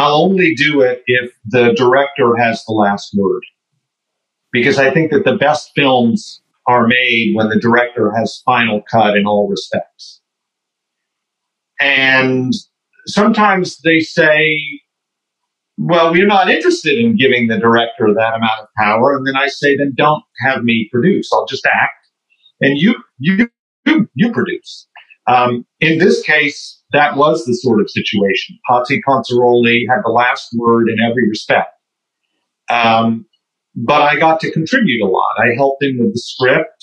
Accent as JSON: {"language": "English", "region": "Oklahoma", "country": "United States", "tie": "born or raised there", "said": "I grew up in Oklahoma"}